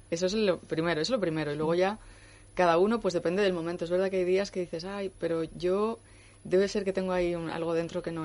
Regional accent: Madrid, Community of Madrid, Spain; also born or lived in Cuenca / Asturias; mis padres se vinieron a vivir a Madrid cuando tenía dos meses

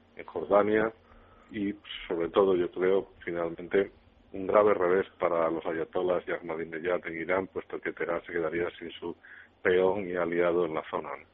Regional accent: Spain; como español

